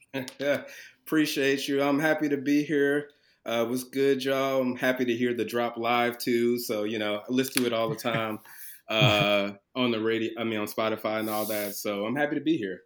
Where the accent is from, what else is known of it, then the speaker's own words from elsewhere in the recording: Chicago, Illinois, United States; now in Cincinnati, United States; originally from Chicago, Illinois, uh, South Side, Chicago. Um, currently uh, in Cincinnati